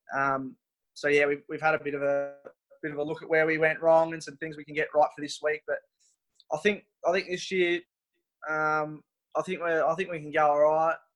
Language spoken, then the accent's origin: English; Mortlake, Victoria, Australia; moved away; I'm from Mortlake, Victoria, which is um, half an hour from Warrnambool.